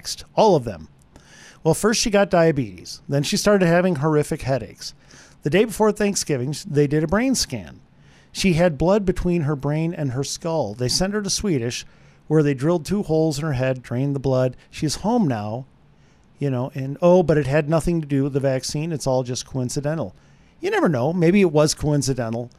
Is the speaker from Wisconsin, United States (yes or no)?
yes; Wisconsin, United States; I'm from Wisconsin